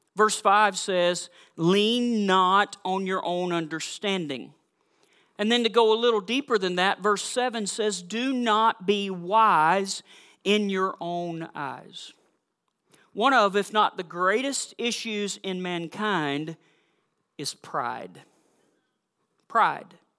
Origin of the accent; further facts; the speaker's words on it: South Georgia, United States; also born or lived in Missouri / Massachusetts; now in Minnesota, United States; I am from South Georgia